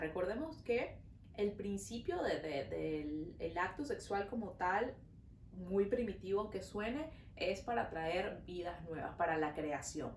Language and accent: Spanish; Venezuela; now in Montreal, Canada